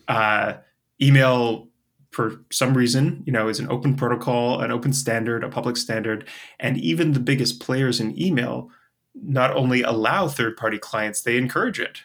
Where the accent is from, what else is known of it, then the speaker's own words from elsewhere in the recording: Canada; also born or lived in Europe / Asia; now in United States; I'm a Canadian who lives in the States